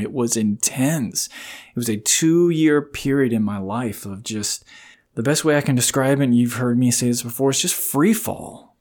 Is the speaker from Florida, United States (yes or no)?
yes; Riverview, Florida, United States; I grew up in Florida in this lit, what was then a very small town called Riverview. About forty-five minutes outside of Tampa